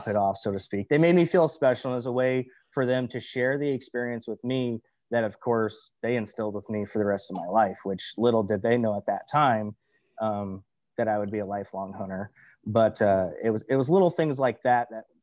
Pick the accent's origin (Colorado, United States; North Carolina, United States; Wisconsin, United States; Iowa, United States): Iowa, United States; Cedar Rapids; growing up around the Cedar Rapids, Iowa area, which is where I'm from and still currently reside in Cedar Rapids